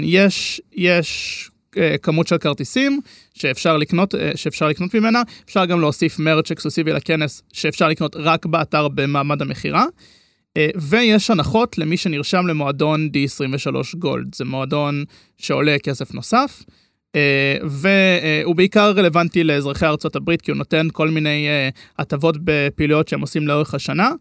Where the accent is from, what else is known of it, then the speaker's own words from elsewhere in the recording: Herzliya, Tel Aviv District, Israel; בן 23, אה, מהרצליה